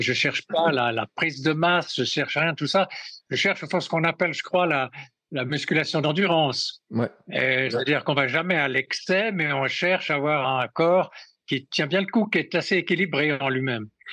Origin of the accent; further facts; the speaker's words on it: Switzerland; quand on est suisse